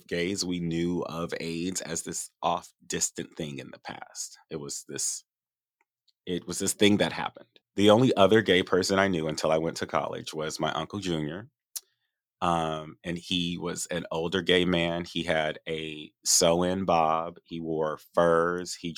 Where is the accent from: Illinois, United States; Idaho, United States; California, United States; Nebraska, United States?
California, United States; Los Angeles; also born or lived in Inglewood; So I'm from the Valley and from Northridge.